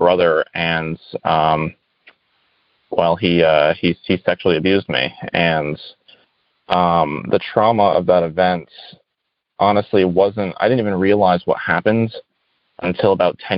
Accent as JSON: {"language": "English", "region": "Rhode Island", "country": "United States", "said": "I'm from Rhode Island."}